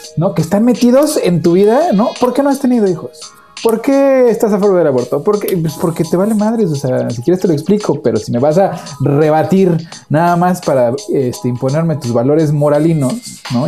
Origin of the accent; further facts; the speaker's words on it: Mexico; moved away; porque yo soy mexicano, yo le entro la tortilla, taco, tamal